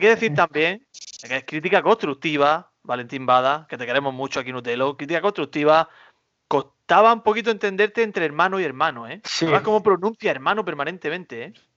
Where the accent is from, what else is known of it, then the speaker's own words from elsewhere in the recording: Almería, Andalusia, Spain; yo por orgullo almeriense, orgullo patrio